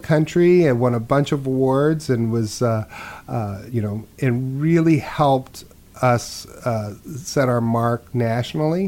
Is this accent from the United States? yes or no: yes; Phoenix, Arizona, United States; also born or lived in Los Angeles; we moved from Los Angeles out of, you know, this ghetto apartment we were living in, you know, and she bought a house in Phoenix and enrolled me in school